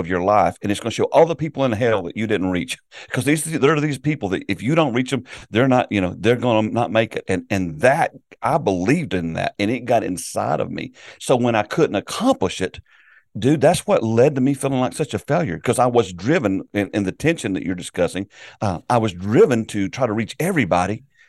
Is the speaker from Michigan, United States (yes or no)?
no; South Carolina, United States; I grew up in South Carolina in a Southern Baptist church, and our whole focus was evangelism.